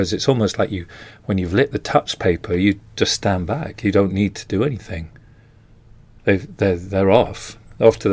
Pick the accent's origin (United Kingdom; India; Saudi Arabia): United Kingdom; England; I'm English